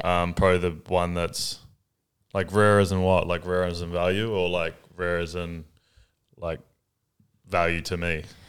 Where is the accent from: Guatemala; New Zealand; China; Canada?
New Zealand; now in Australia; I'm from New Zealand